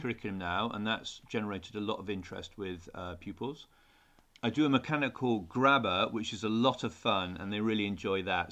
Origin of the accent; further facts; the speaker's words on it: Newcastle upon Tyne, North East England, United Kingdom; I grew up in Newcastle, so I was used to the, the, the cold weather.